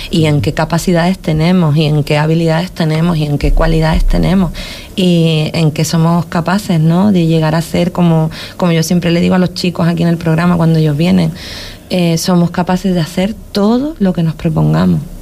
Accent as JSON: {"language": "Spanish", "area": "Huelva", "region": "Andalusia", "country": "Spain", "moved": "yes", "lives_now": "Canary Islands, Spain", "said": "mi tierra de Huelva."}